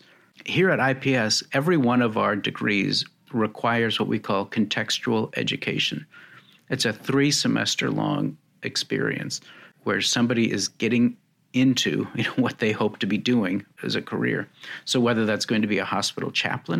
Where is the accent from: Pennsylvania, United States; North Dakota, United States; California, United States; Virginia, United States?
North Dakota, United States; Fargo; moved away as an adult; also born or lived in Texas; I was raised Catholic in North Dakota